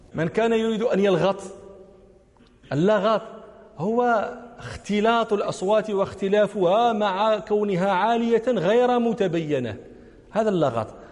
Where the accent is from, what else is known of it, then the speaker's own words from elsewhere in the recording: Morocco; ونحن المغاربة